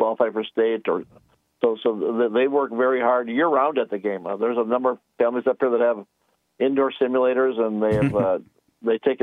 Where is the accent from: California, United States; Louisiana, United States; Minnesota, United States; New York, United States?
Minnesota, United States; South St. Paul; moved away as an adult; also born or lived in Wisconsin / Iron Mountain, Michigan; now in Detroit Lakes, United States; I'm originally from South St. Paul, Minnesota, born and raised there